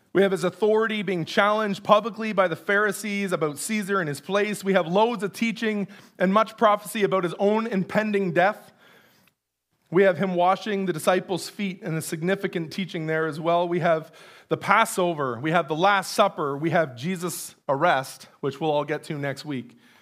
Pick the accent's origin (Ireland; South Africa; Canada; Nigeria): Canada; most of us being Canadian